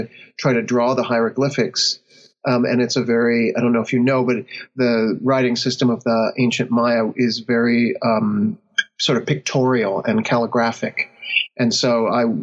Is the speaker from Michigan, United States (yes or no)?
no; Anaheim, California, United States; also born or lived in Santa Cruz, California; I was born in Southern California. That's where I grew up. I grew up looking out my bedroom window at the Matterhorn of Disneyland.